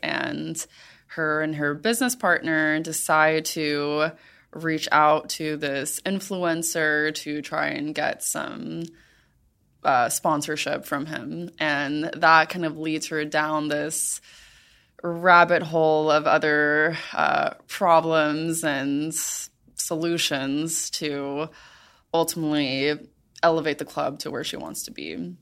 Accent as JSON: {"language": "English", "town": "Miami", "region": "Florida", "country": "United States", "tie": "born or raised there", "said": "I grew up in Miami"}